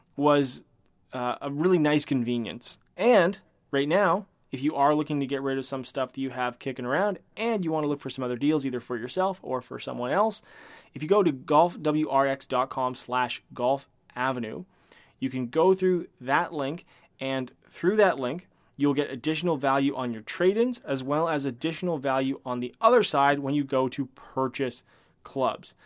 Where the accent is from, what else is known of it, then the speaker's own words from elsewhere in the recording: Canada; I am a Canadian